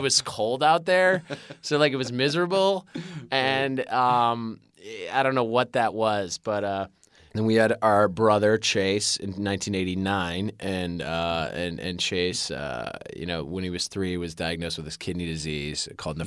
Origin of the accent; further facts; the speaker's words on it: Winnetka, Illinois, United States; also born or lived in Chicago, Illinois; I was raised in Winnetka, Illinois